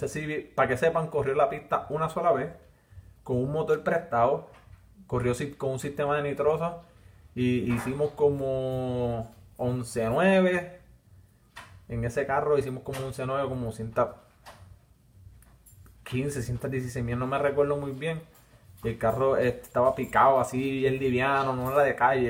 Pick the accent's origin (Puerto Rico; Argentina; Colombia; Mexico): Puerto Rico; Villalba; accent: arrastro la R; soy de Villalba y arrastro la R